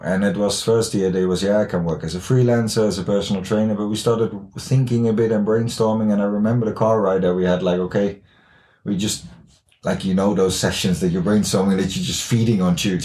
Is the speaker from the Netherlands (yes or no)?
yes; Netherlands; English is a second language; moved away as an adult; now in Haugesund, Norway; I'm from the Netherlands. I lived here now for uh, almost three years